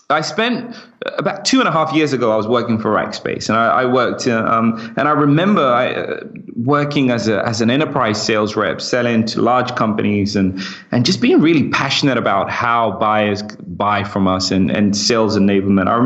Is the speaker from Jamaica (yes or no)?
no; United Kingdom; accent: British; I kind of like my British accent and I want to sound British because whenever I'm in the US, everybody loves it. But when I'm in the UK, everyone thinks I'm American.